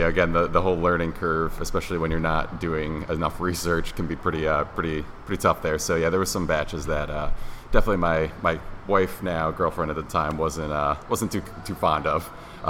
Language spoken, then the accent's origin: English; Colonie, New York, United States; Yes, I'm a local guy. I grew up in Colony, New York. Went to Colony High School. Pretty much been in the area my whole life.